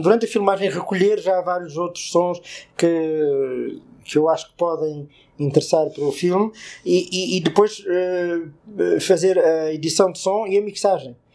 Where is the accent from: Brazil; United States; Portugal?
Portugal; como português